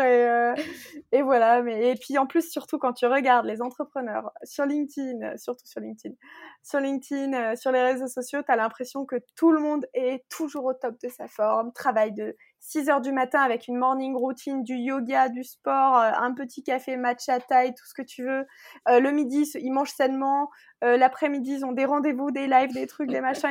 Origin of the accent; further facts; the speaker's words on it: Alsace, Grand Est, France; also born or lived in Nantes / Paris; je viens d'Alsace